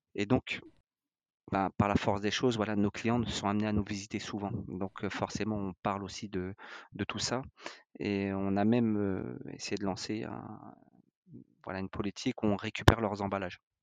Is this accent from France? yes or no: yes; France; on est français, on est des latins